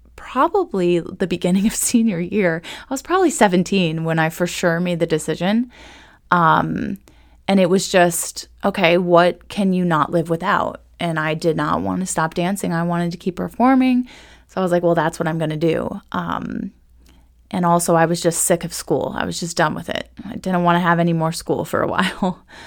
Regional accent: Ohio, United States; now in Manassas, United States; I am not originally from Virginia, though. I am actually from Ohio, where I had the most amazing training

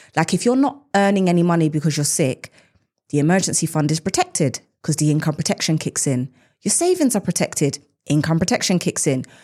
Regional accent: United Kingdom; us as British individuals

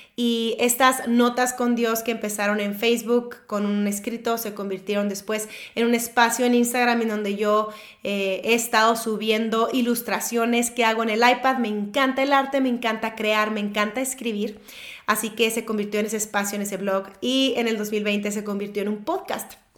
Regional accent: Monterrey, Nuevo León, Mexico; soy de Monterrey, México

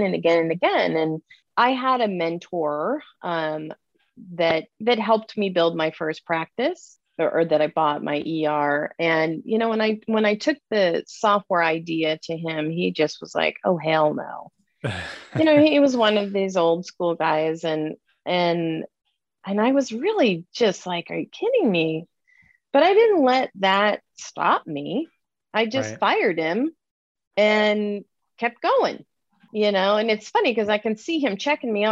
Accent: Southern California, United States; I grew up in Southern California

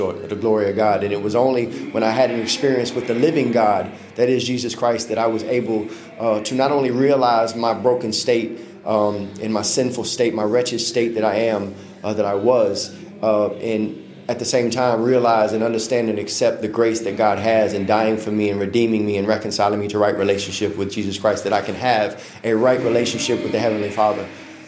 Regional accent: South Florida, United States; now in Mississippi, United States; I'm originally from South Florida, born and raised Broward County, Dade County

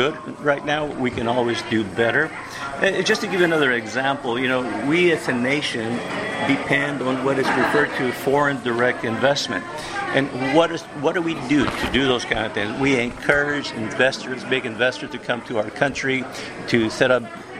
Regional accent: Mission, Texas, United States; I was born in Mission, Texas, and I went to the local schools

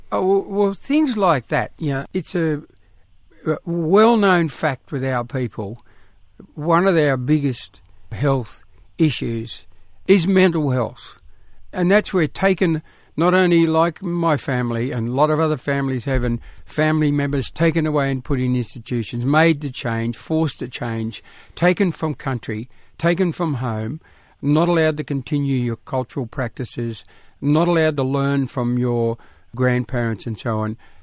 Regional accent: South Coast New South Wales, Australia; all us kids were born and little camps all along the coast, in country

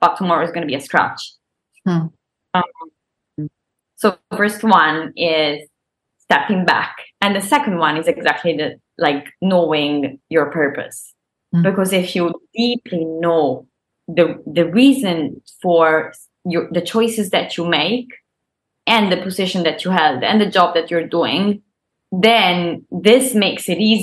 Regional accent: Isernia, Molise, Italy; English is a second language; moved away as an adult; I was born and I grew up in this super small town, Isernia, which is my hometown.

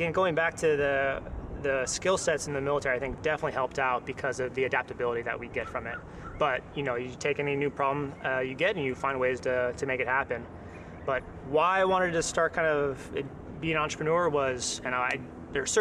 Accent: San Diego, California, United States; growing up in San Diego

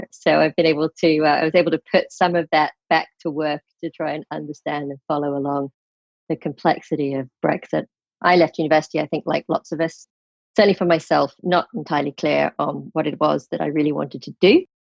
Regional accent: Brussels, Belgium; also born or lived in London / Paris; I'm British born and grew up in was born in London, England, but truthfully spent most of my school age years, at least, in Brussels, Belgium, and Paris, France.

